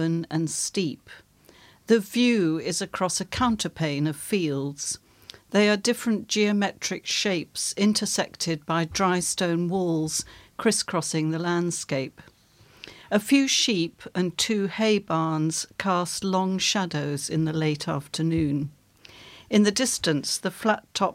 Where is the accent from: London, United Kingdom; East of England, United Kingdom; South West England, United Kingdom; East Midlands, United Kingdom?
London, United Kingdom; when I grew up in London